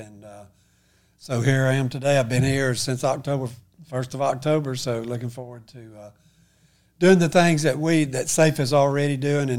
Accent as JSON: {"language": "English", "town": "Childersburg", "region": "Alabama", "country": "United States", "tie": "born or raised there", "said": "And so I'm from Childersburg. I've been there my whole life, born and raised there"}